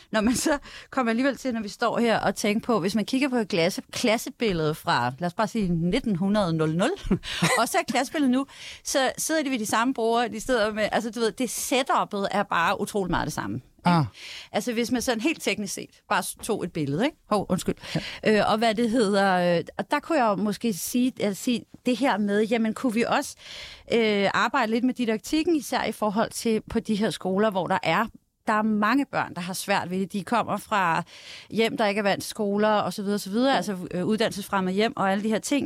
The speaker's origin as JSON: {"language": "Danish", "country": "Denmark", "said": "Det er jeg stolt af som dansker"}